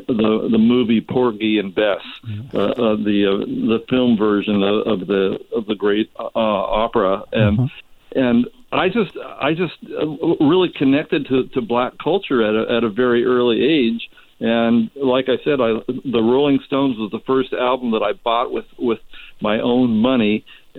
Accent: Whittier, California, United States; also born or lived in San Francisco; now in Palm Springs, United States; I grew up in Whittier, and I went to a school

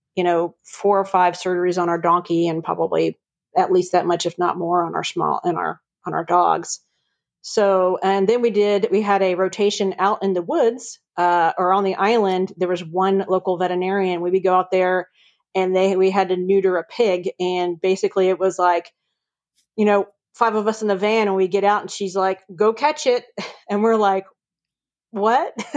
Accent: Virginia Beach, Virginia, United States; moved away as an adult; also born or lived in Atlanta, Georgia; now in Chattanooga, United States; I grew up in uh, Virginia Beach, Virginia. I was a beach girl

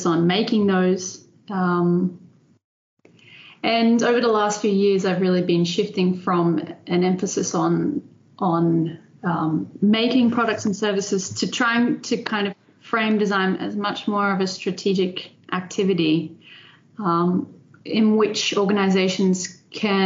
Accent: Brisbane, Queensland, Australia; moved away as an adult; also born or lived in Netherlands; now in Delft, Netherlands; I'm Australian. So I was born and raised in Brisbane in Australia.

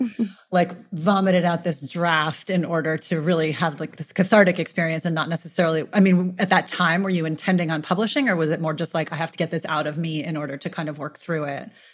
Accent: New York City, New York, United States; I'm born and raised in New York City

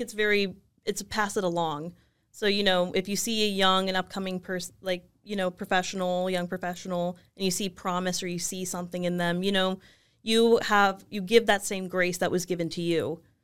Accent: Los Angeles, California, United States; also born or lived in Chicago; I left, um, Los Angeles to go to college

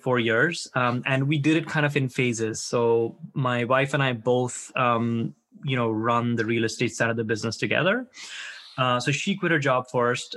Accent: India; moved away as an adult; now in United States; I grew up in India. I came to the U.S. to study, really, when I was around my early 20s. And never left

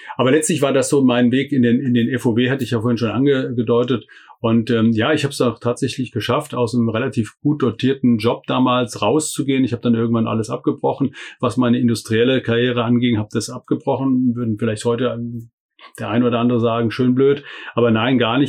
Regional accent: Hessian Bergstrasse, Hesse, Germany; moved away as an adult; also born or lived in Freiburg; die Wurzeln sind tatsächlich an der hessischen Bergstraße, wo ich aufgewachsen bin

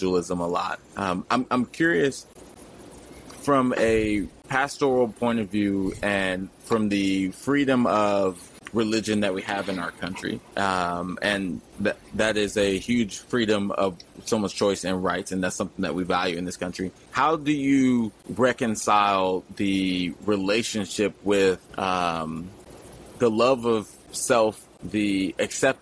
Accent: Texas, United States; now in California, United States; I'm from Texas, living in California

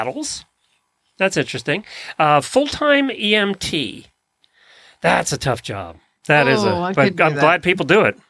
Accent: Pennsylvania, United States; I'd be growing up in Lancaster County, Pennsylvania, a lot of those barns were painted with stuff.

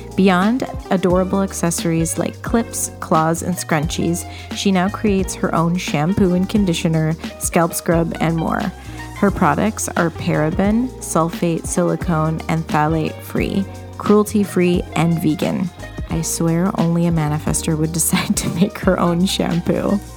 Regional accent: Canada; I am Canadian

